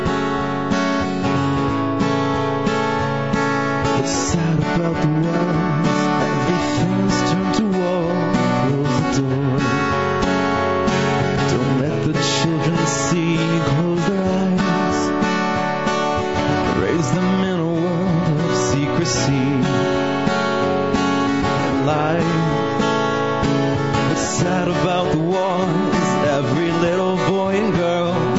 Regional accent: Prince Albert, Saskatchewan, Canada; So I'm from a little town, not really little, but sort of little. I'm in Saskatchewan. Named Prince Albert.

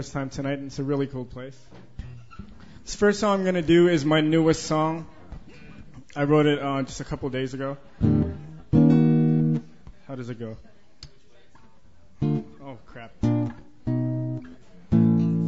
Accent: Toronto, Ontario, Canada; moved away; I'm from Toronto originally

